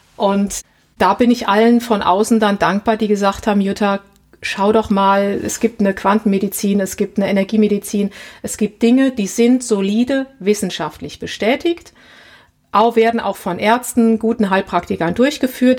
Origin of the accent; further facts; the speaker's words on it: Germany; also born or lived in Nova Scotia, Canada; ich komme ja aus Deutschland